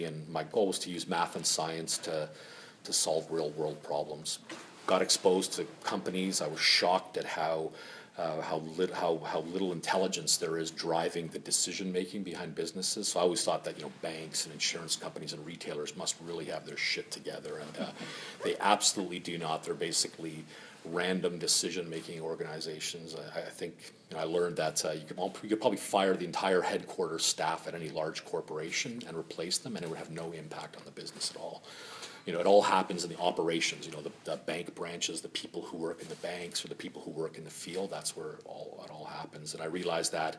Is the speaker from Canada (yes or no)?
yes; Toronto, Ontario, Canada; also born or lived in Finland; I've been here since I was 5 years old. And, you know, I went to, I grew up in Scarborough